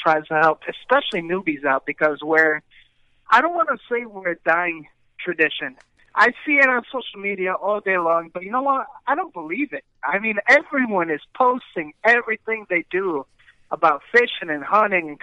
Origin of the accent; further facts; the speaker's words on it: United States; I'm the only Mexican member out of my family born in the United States